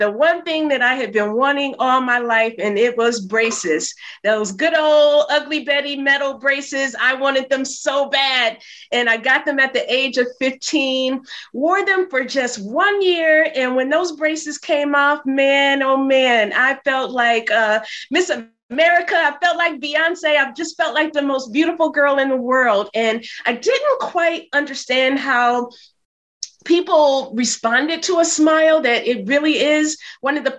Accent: Flint, Michigan, United States; moved away as an adult; also born or lived in New York City; now in New York, United States; I'm from Flint, Michigan, had no idea that I would end up living in New York.

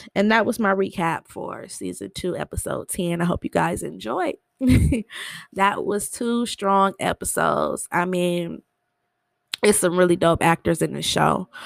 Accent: Michigan, United States; I'm from Michigan.

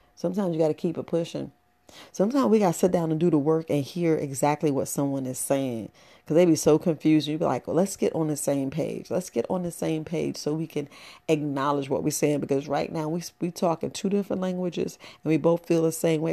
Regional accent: New York City, New York, United States; I grew up in the Boogie Down Bronx

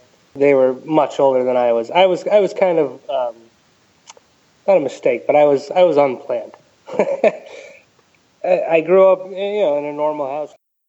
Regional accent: Ellington, Connecticut, United States; also born or lived in Crystal Lake, Connecticut; I grew up in Ellington, Connecticut. It's a very small cow town.

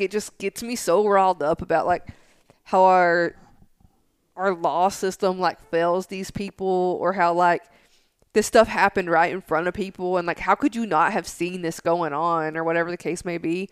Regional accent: Tennessee, United States; I'm from Tennessee

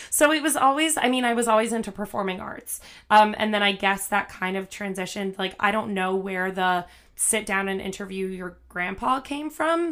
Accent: New Jersey, United States; moved away as an adult; also born or lived in Manhattan; now in New York City, United States; I'm from New Jersey, so not very far. Um, but yeah, I live in Manhattan now

